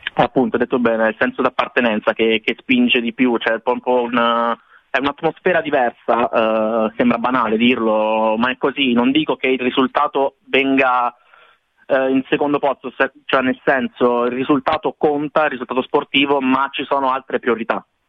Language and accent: Italian; Italy; siamo in due dall'Italia